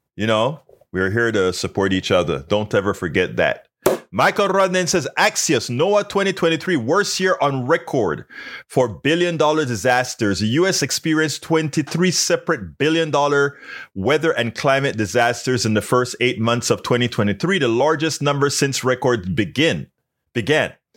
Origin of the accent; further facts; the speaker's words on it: Panama; now in United States; my home country, Panama